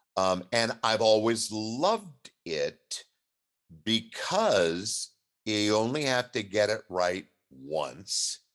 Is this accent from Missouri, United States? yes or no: no; Southern California, United States; moved away as an adult; now in Seattle, United States; I was raised in Southern California